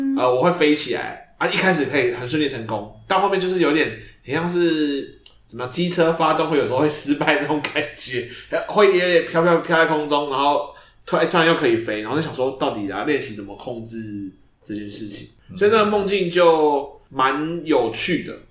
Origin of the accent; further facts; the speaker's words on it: Xindian, New Taipei, Taiwan; 我小时候住在新店山上，然后城，就是那种类似那种别墅啊，独栋的